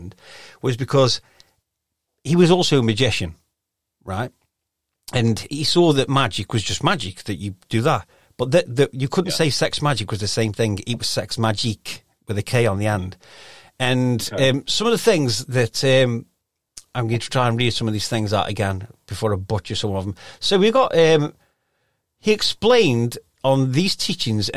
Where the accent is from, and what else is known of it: Stoke-on-Trent, West Midlands, United Kingdom; accent: Stokey